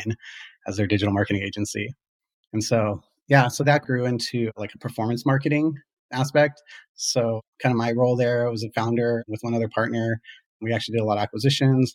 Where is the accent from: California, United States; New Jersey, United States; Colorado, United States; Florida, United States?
California, United States; Los Angeles; I was born originally in Los Angeles. Grew up there